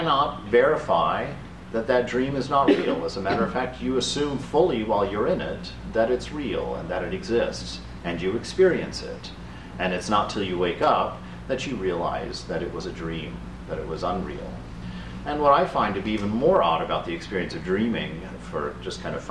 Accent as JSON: {"language": "English", "country": "Germany", "tie": "born or raised there", "also_born_or_lived": "Abilene, Texas", "moved": "yes", "said": "I grew up in Germany"}